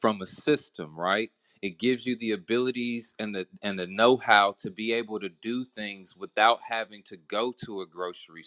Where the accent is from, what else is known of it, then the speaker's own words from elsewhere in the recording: the South, United States; I'm from the South